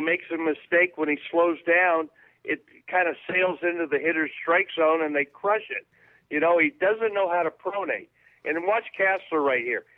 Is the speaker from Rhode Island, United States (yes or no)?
no; Bay Area, California, United States; We're both from the Bay Area.